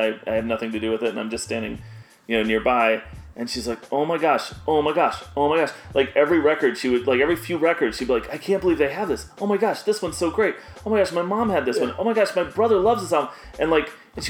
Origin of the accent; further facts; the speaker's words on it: Chicago, Illinois, United States; I grew up in Chicago.